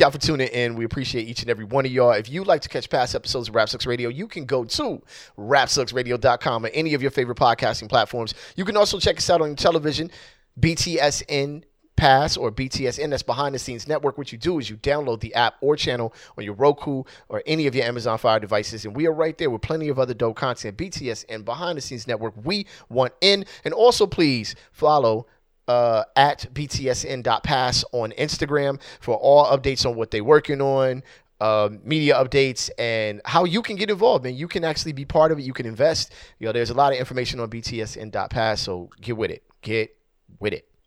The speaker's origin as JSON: {"language": "English", "country": "United States", "said": "I'm Black American"}